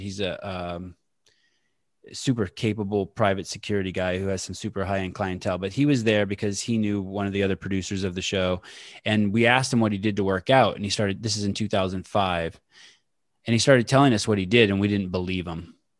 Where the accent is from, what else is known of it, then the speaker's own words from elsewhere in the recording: El Cerrito, California, United States; also born or lived in Oakland / Walnut Creek; I was born in Oakland, but I was raised in El Cerrito, California